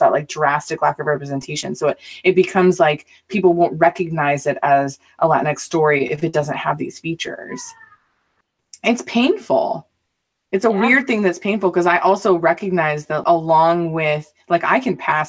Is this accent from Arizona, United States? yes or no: yes; Mesa, Arizona, United States; also born or lived in Southern California; I grew up in Mesa, Arizona and in Southern California